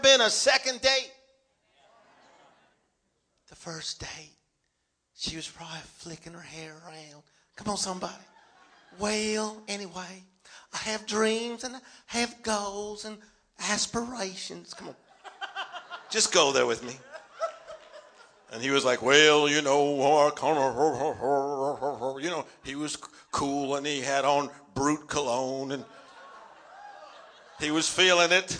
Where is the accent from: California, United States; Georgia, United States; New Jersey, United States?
California, United States; Los Angeles; I'm from Los Angeles